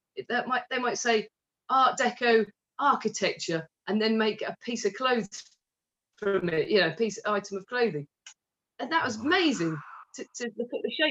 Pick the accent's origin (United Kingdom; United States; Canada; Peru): United Kingdom; Stratford-upon-Avon, West Midlands; my hometown in Stratford